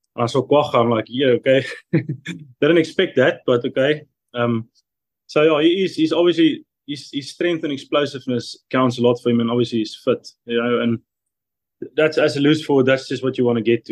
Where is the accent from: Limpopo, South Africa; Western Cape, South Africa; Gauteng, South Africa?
Limpopo, South Africa; Modimolle; moved away as an adult; now in Lyon, France; I'm a guy from Nelstrom in South Africa, a small town